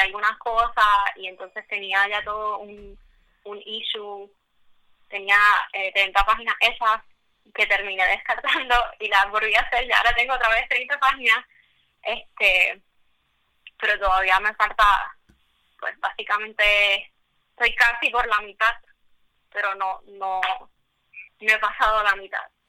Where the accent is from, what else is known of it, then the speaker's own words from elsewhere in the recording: Puerto Rico; yo soy pues puertorriqueña, mujer, tú sabes, minoría